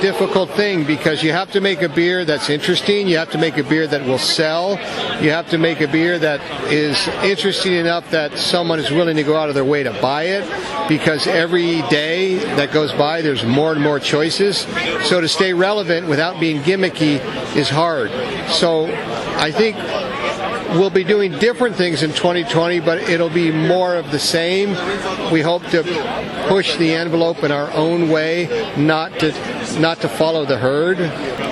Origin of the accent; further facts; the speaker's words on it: United States; I'm American.